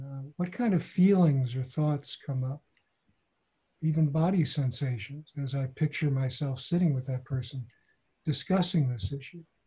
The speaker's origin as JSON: {"language": "English", "region": "Midwest", "country": "United States", "tie": "born or raised there", "said": "my hometown mm-hmm. in the Midwest"}